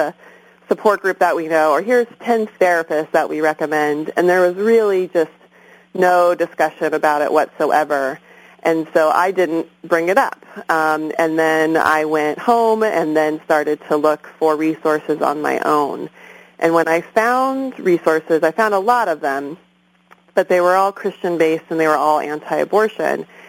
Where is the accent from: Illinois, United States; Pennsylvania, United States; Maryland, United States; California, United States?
California, United States; San Clemente; moved away as an adult; also born or lived in Berkeley; now in Oakland, United States; I'm originally from Orange County. I grew up in San Clemente